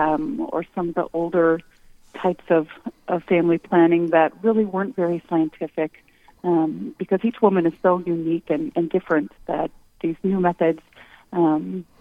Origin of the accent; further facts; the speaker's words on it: Winona, Minnesota, United States; now in New Ulm, United States; I grew up in Winona.